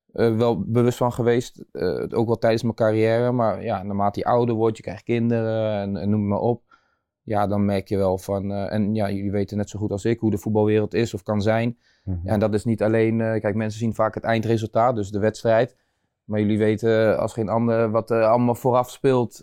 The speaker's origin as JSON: {"language": "Dutch", "town": "Nieuwegein", "region": "Utrecht", "country": "Netherlands", "tie": "born or raised there", "said": "geboren en getogen in Nieuwegein"}